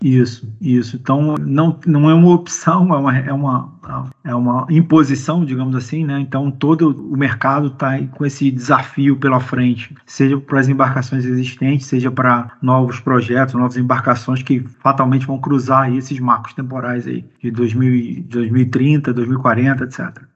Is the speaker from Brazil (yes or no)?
yes; Brazil; Como brasileiro